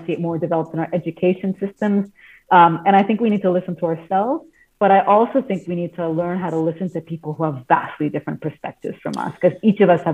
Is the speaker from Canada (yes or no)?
yes; Canada; I grew up in Canada with Indian origins and parents who grew up in Africa